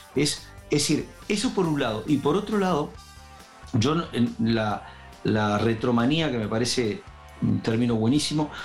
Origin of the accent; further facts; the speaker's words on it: Uruguay; moved away; Me había ido de Uruguay y tenía nostalgia de mi tierra un poco.